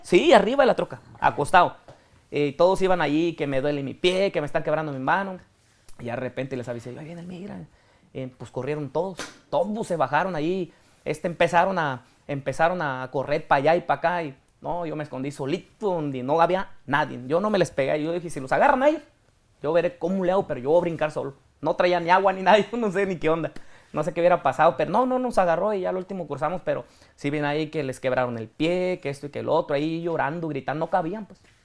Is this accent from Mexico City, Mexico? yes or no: no; Apatzingán, Michoacán, Mexico; moved away; also born or lived in Texas; yo soy de Apatzingán de un ranchillo